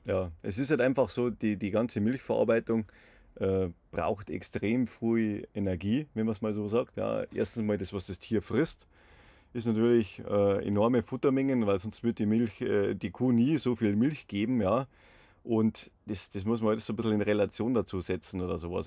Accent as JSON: {"language": "German", "region": "Bavaria", "country": "Germany", "said": "bei uns in Bayern"}